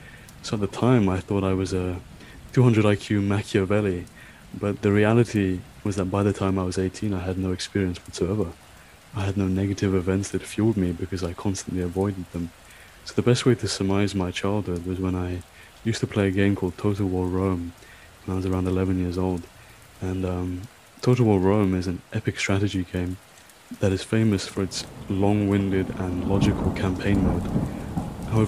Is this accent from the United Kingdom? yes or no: yes; London, United Kingdom; also born or lived in Scotland; I'm from London, England, and I'm currently studying in Scotland for my master's